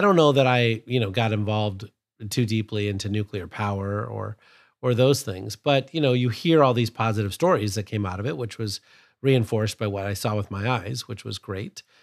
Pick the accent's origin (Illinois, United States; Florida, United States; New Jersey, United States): Illinois, United States; Sterling; I grew up in Sterling, Illinois, which is about, I think, forty miles or fifty miles from Byron